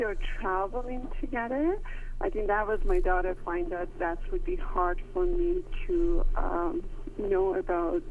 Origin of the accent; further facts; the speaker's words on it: Iran; moved away as an adult; growing up in Iran